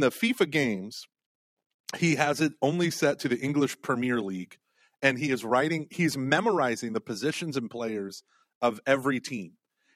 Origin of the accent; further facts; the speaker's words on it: Oklahoma, United States; now in Houston, United States; I grew up playing soccer in Oklahoma